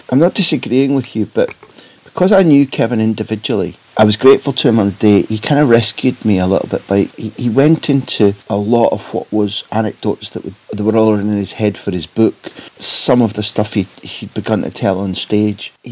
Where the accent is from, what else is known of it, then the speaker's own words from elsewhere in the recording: Clydebank, Scotland, United Kingdom; Now, what it is about growing up in Clydebank that makes you hate River Plate, I've never quite been able to understand.